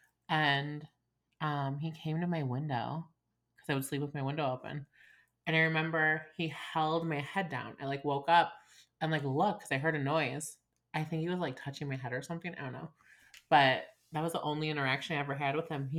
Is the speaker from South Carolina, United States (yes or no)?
no; Chicago, Illinois, United States; also born or lived in Evanston, Illinois; I'm obviously from Chicago. Was born in Evanston